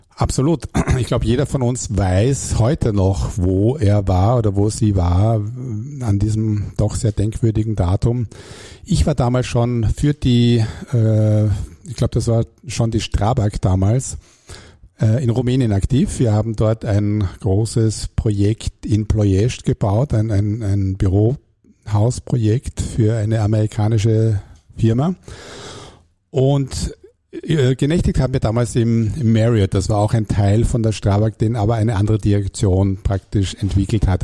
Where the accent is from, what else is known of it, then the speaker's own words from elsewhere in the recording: Hamburg, Germany; accent: German; moved away as an adult; also born or lived in Klagenfurt, Carinthia, Austria; now in Austria; Ich bin aber gebürtiger Klagenfurter und bin dann mit acht Jahren nach Hamburg gekommen, wo ich dann aufgewachsen bin, zur Schule gegangen bin